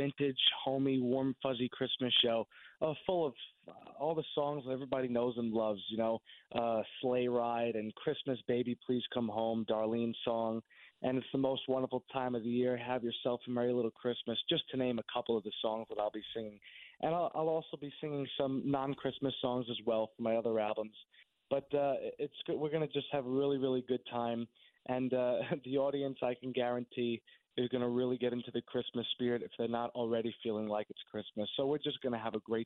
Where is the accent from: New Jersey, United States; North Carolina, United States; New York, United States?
New York, United States; Somers; I grew up in Somers, New York, which is only 20 minutes from my show in Ridgefield.